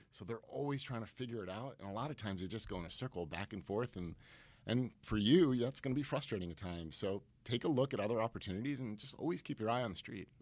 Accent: Stamford, Connecticut, United States; born and raised in Stamford, Connecticut

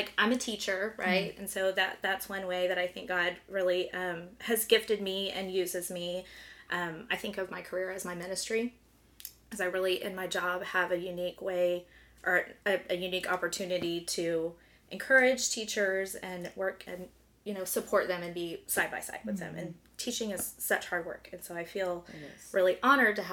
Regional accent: Allen, Texas, United States; also born or lived in Lubbock, Texas / Richardson, Texas; So I lived in Richardson, like kinder through second grade. I was born in Lubbock, lived here for a little while, and then grew up mostly in Allen

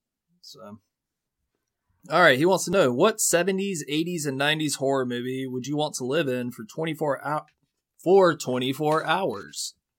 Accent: the South, United States; Hey, I took the tram. I'm from the South, you fuck.

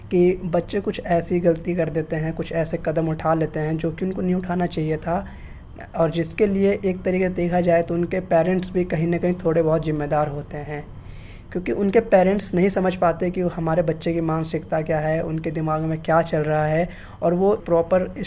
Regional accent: Delhi, India; और मैं दिल्ली का रहने वाला हूँ

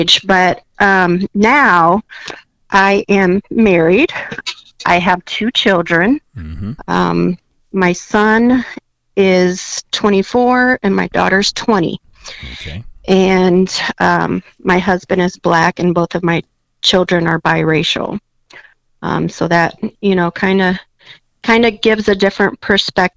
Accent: Fort Wayne, Indiana, United States; I'm originally from Fort Wayne. I actually graduated from Paul Harding High School in 1993

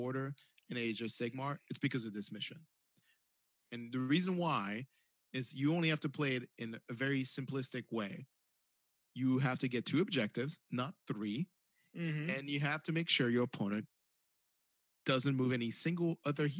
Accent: United States; Even though I'm American, I'm also French by nature

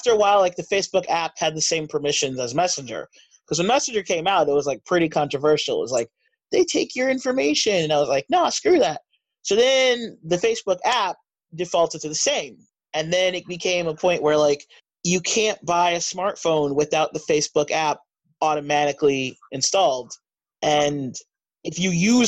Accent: United States; I'm American

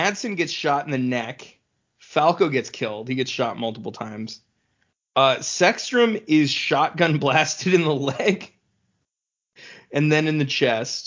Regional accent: Sacramento, California, United States; we're from Sacramento

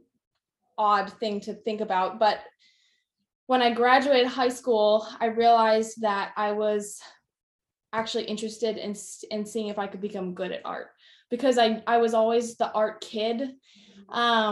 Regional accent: right outside of Indianapolis, United States; I grew up right outside of Indianapolis, Indiana

